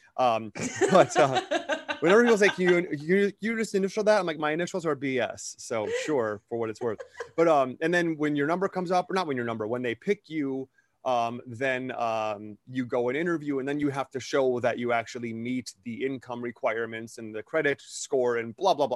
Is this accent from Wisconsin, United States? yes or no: yes; Wisconsin, United States; growing up in Wisconsin